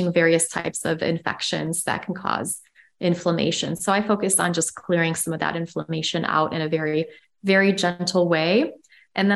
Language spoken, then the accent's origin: English; Chicago, Illinois, United States; moved away; also born or lived in Amsterdam; I'm from Chicago and I've lived in Europe